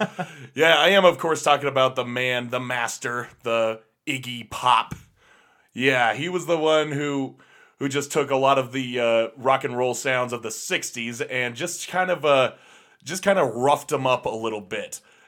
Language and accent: English; Detroit, Michigan, United States; let's just try and make it rugged, because we're from Detroit. We're from one of the biggest producers of cars. We're living next to steam mills and factories